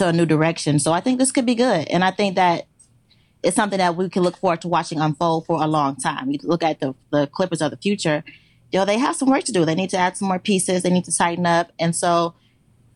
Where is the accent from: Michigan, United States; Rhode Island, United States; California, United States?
Michigan, United States; Detroit; I'm from Detroit